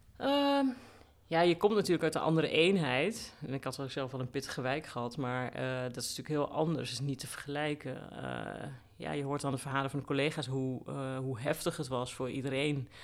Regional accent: Groenlo, Gelderland, Netherlands; moved away; also born or lived in Den Bosch / Rotterdam / Amsterdam; Ik kom eh, uit Groenlo, dat ligt eh, in de Achterhoek in Gelderland.

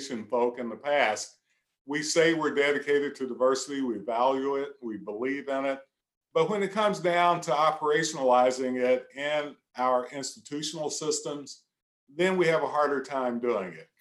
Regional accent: Central Appalachia, United States; I'm just old country boy, is what I tell folk. I'm from Central Appalachia.

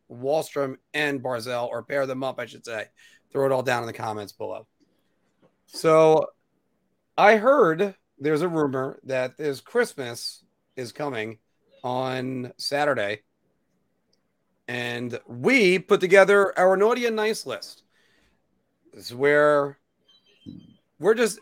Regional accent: United States; being an American

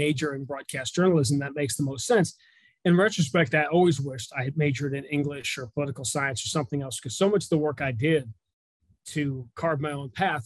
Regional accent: New York City, New York, United States; moved away; I grew up in Greenwich Village in New York

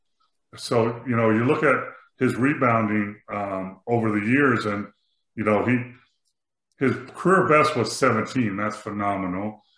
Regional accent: Los Angeles, California, United States; moved away as an adult; also born or lived in Lawrence, Kansas / Milwaukee; I grew up in the San Fernando Valley in California

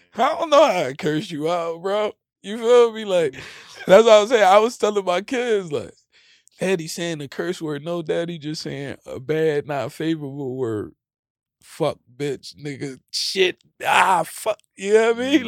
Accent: United States; I was born in America

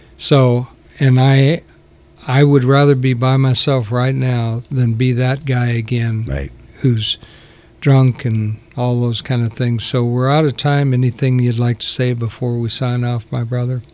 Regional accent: Sacramento, California, United States; moved away; also born or lived in South Carolina / Alberta, Canada; I pretty much grew up in Sacramento

